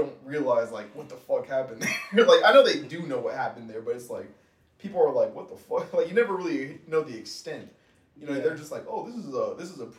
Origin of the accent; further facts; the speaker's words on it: Georgia, United States; now in Texas, United States; I'm from Georgia, of course. Not from Texas originally, but I'm pretty much like 50-50